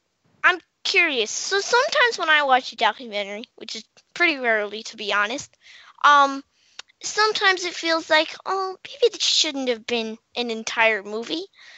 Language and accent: English; Washington, District of Columbia, United States; from Washington, D.C., and you're listening to Kids First Coming Attractions.